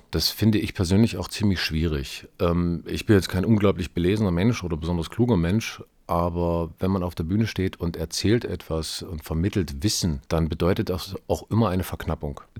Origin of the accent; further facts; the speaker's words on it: Erfurt, Thuringia, Germany; nach der Schießerei am Gutenberg-Gymnasium in Erfurt, was ja auch meine Heimatstadt ist, was mich also auch irgendwo äh, auf eine besondere Weise auch getroffen hat.